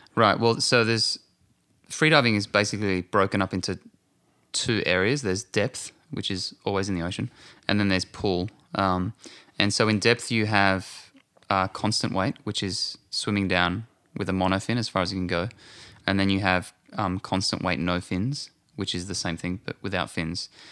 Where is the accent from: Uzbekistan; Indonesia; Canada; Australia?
Australia; moved away as an adult; now in Santa Monica, United States; being an Aussie, I like to be right close to the beach